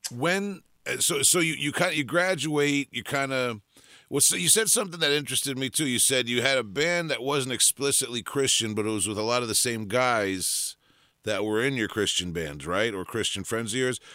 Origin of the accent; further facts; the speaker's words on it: Long Island, New York, United States; I'm from Long Island